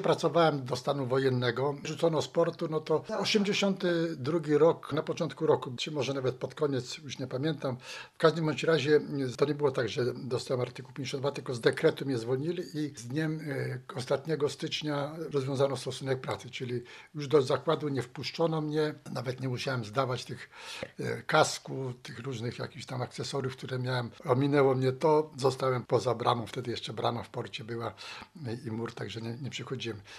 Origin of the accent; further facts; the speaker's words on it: Szczecin, West Pomeranian Voivodeship, Poland; urodziłem się w Szczecinie. Tu chodziłem do szkół i podstawowych średniej i studia kończyłem.